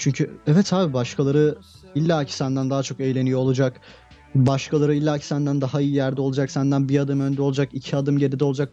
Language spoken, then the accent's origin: Turkish; Turkey; ben Türkiye'de doğdum, Türkiye'de büyüdüm